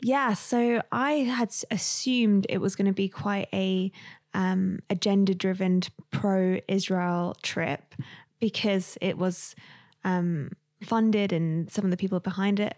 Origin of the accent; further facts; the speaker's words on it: London, United Kingdom; I was raised in London, um, in a single parent home